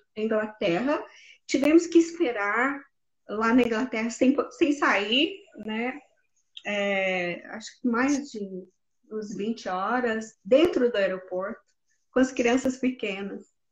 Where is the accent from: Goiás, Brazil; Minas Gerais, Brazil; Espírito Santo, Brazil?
Goiás, Brazil; Jataí; moved away; na minha cidade, que eu sou de Jataí, Goiás